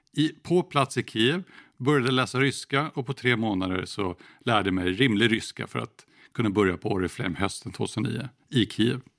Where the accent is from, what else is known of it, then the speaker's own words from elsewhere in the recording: Sweden; Här hemma i Sverige